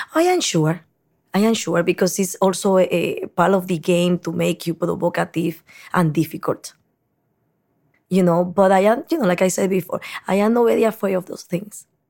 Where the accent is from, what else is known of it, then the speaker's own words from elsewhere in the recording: Dominican Republic; moved away as an adult; also born or lived in New York City; now in New York, United States; And now I am saying Dominican Republic originally because I cannot erase half my life in New York